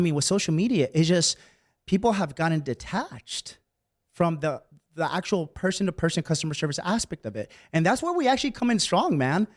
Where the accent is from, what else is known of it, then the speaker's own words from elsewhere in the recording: Bay Area, California, United States; moved away as an adult; also born or lived in San Francisco; now in San Diego, United States; I was born and raised in the Bay Area, and I was there my entire life